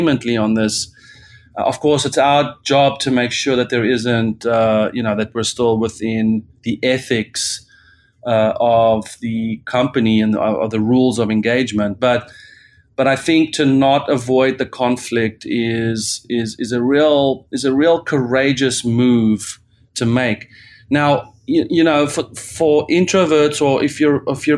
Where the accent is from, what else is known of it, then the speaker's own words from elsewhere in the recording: South Africa; as a South African